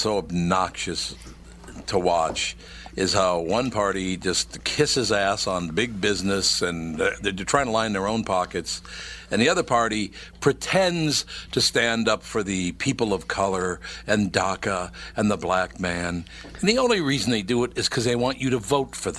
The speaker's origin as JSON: {"language": "English", "town": "Minneapolis", "region": "Minnesota", "country": "United States", "tie": "born or raised there", "said": "When I grew up in North Minneapolis, since I was a little kid"}